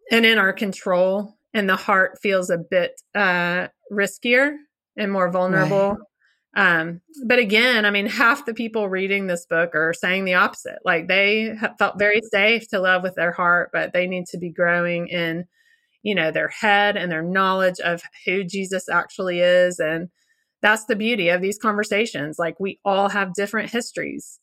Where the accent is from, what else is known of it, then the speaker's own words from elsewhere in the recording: Little Rock, Arkansas, United States; we are from Little Rock, Arkansas